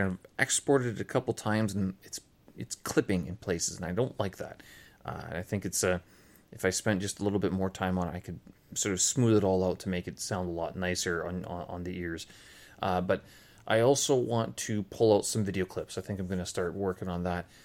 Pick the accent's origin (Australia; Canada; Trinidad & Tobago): Canada; moved away; I am Canadian